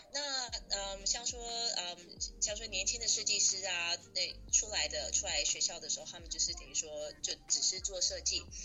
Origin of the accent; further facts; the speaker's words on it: Taiwan; moved away; 因为我是台湾人，所以说我爸是商人